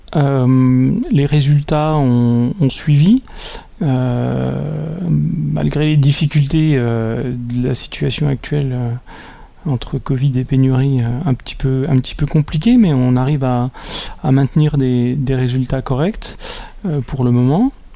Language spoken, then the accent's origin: French; Besançon, Bourgogne-Franche-Comté, France; je viens de Besançon, en Franche-Comté